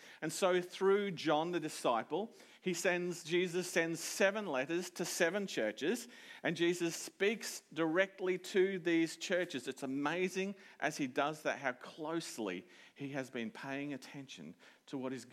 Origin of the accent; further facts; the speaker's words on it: Toowoomba, Queensland, Australia; moved away as an adult; now in Maryborough, Australia; I'm from Toowoomba, mostly. That's my hometown.